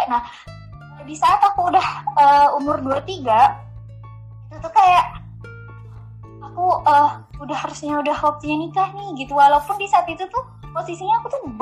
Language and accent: Indonesian; East Java, Indonesia; masih di area Jawa Timur gitu dan e, mereka juga istilahnya pasangan mereka juga itu sama-sama Madura